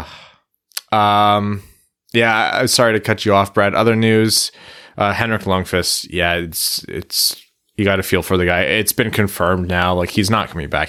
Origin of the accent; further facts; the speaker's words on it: Canada; being a Canadian kid